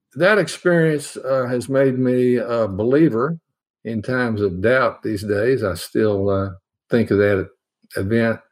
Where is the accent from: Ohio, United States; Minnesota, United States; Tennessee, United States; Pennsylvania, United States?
Tennessee, United States; Nashville; I grew up in Nashville